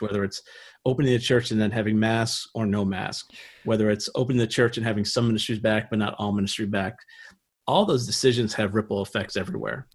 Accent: Niagara Falls, New York, United States; moved away as an adult; also born or lived in Pennsylvania / Ohio; I'm actually from Niagara Falls, New York

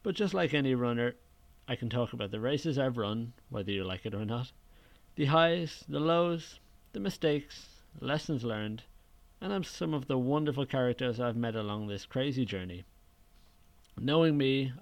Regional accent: Dublin, Leinster, Ireland; moved away as an adult; now in Haarlem, Netherlands; I'm from Dublin in Ireland. About 4 years ago, I moved to Haarlem in the Netherlands, and that's where I live now

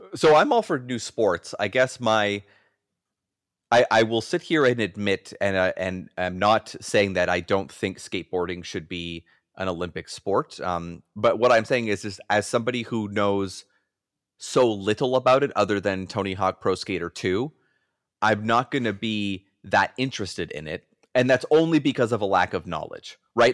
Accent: Canada; I'm a Canadian

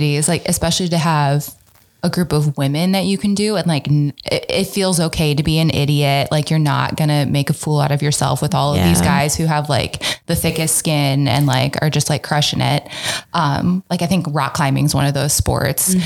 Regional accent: Minnesota, United States; moved away; I grew up in Minnesota in the only county without a natural lake

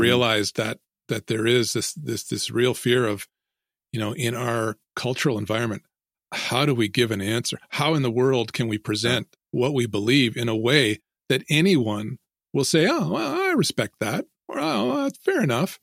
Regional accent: Ontario, Canada; I grew up here in Ontario near, um, well, most people would know where Toronto is probably, uh, about two hours away from Toronto.

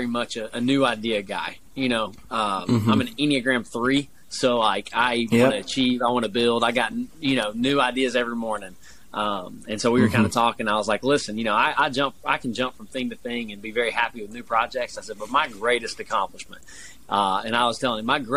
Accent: East Tennessee, United States; I'm born and raised in East Tennessee

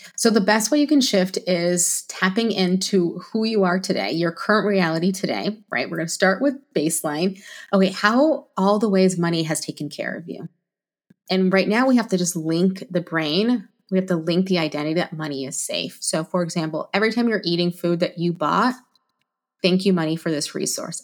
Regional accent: Alaska, United States; also born or lived in Florida; I'm from Alaska

